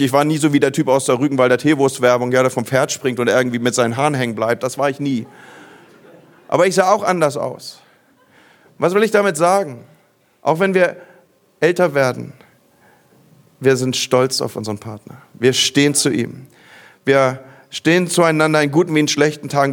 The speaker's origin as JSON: {"language": "German", "region": "Northern Germany", "country": "Germany", "said": "bei uns im Norden"}